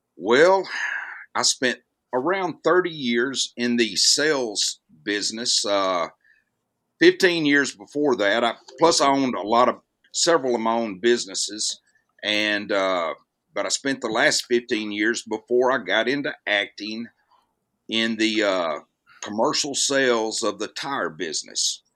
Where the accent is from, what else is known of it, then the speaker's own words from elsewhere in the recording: Jasper, Alabama, United States; moved away as an adult; also born or lived in Mississippi; I grew up in a town in North Alabama called Jasper, Alabama